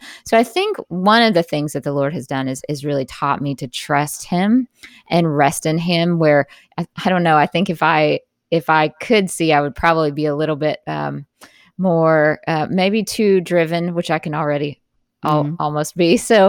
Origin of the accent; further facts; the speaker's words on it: Jackson, Mississippi, United States; Like, I grew up in Jackson, Mississippi, which is not far from you.